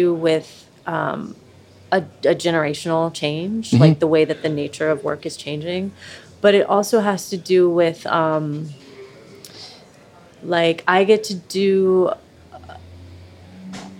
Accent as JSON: {"language": "English", "town": "Camp Dennison", "region": "Ohio", "country": "United States", "tie": "born or raised there", "also_born_or_lived": "Oakland, California / New York", "moved": "as an adult", "said": "I grew up in Camp Denison out east, like near Milford and Indian Hill"}